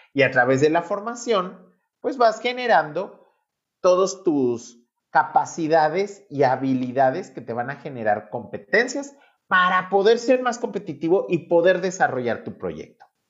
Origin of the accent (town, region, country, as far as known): Mexico